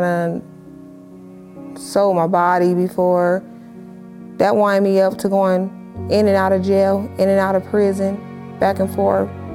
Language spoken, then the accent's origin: English; Los Angeles, California, United States; I'm born and raised in Los Angeles, California